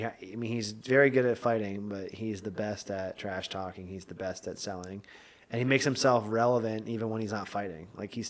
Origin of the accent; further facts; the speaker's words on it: Lititz, Pennsylvania, United States; also born or lived in Bedford, Quebec; now in South Lebanon, United States; I grew up like 500 miles away from most of my family, but I grew up in Lititz, Pennsylvania for the most part, lived in Lancaster area. Most of my life, went to school at E-Town College, went there for basically wrestling, went to Warwick High School, and now I'm in South Lebanon.